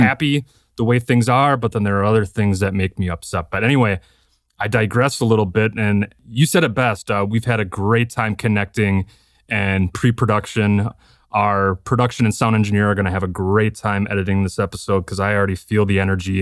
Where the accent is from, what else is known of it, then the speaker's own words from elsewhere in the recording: Appleton, Wisconsin, United States; I grew up in Appleton, about forty-five minutes north or, uh, south of Green Bay